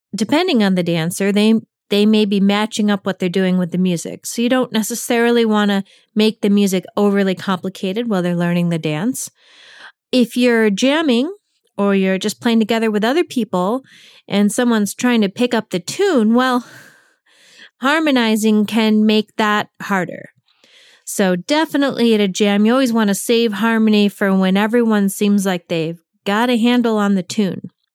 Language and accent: English; New England, United States; the New England, where I come from